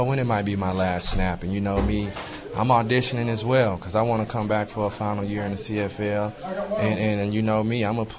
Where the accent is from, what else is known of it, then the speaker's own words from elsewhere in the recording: the South, United States; I'm from the South